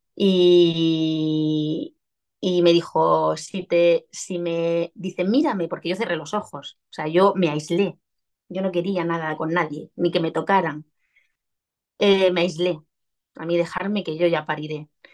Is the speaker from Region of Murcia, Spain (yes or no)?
yes; Region of Murcia, Spain; accent: Murcian; soy murciana, se me notará en el deje.